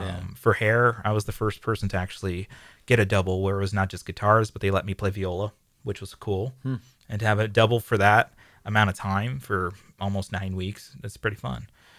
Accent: San Diego, California, United States; No, I'm from here. I'm from San Diego.

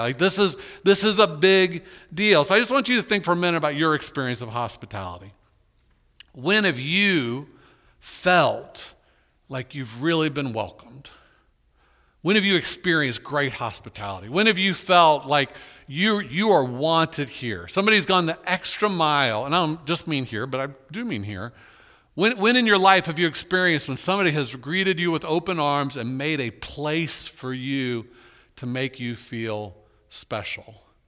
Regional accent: Orlando, Florida, United States; I was born in Orlando

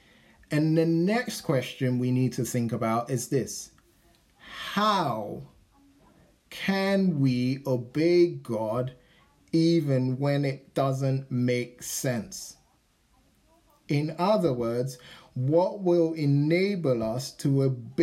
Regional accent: United Kingdom; moved away as an adult; now in San Diego, United States; we're from Britain

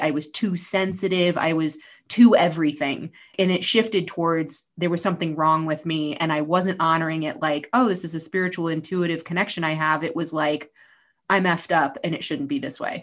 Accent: New York, United States; I grew up in New York

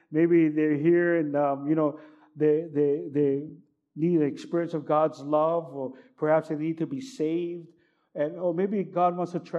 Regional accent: California, United States; You know, because now I grew up in Cali.

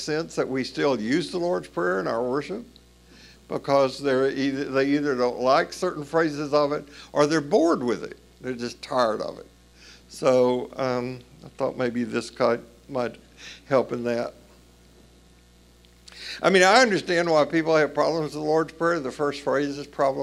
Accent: Tennessee, United States; accent: Tennessee; moved away; I do not have an accent, even though I'm from Tennessee, but it took me years to realize that some people didn't understand my Tennessee pronunciation

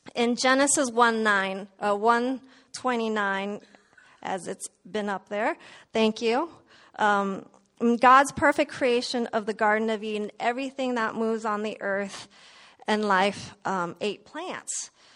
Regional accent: Indonesia; moved away; I was born in Indonesia

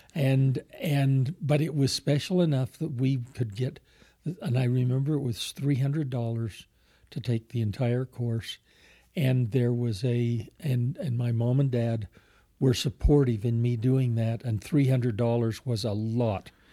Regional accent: Alpine, Utah, United States; also born or lived in Murray, Utah; as a kid growing up in Alpine

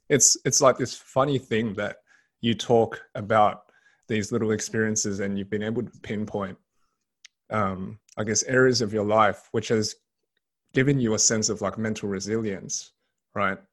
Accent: Sydney, New South Wales, Australia; Australian born Chinese. So I was born and raised in Sydney

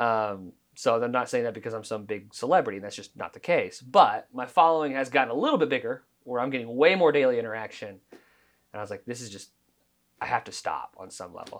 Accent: Oklahoma, United States; growing up in Oklahoma

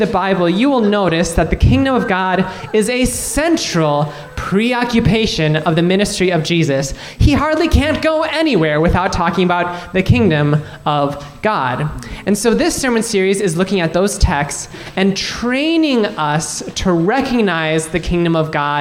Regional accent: Minnesota, United States; I was born here in Minnesota, raised here in Minnesota

